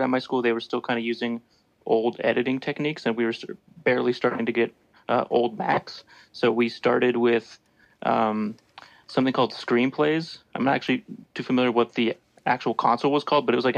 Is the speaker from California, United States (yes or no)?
yes; California, United States; moved away as an adult; also born or lived in Mexico / Washington / Colorado / Ohio; now in Idaho, United States; settled in California for a bit. So I was there from third grade up until graduation. So I consider that my home state since that's where I did most of my school and graduation. So I grew up there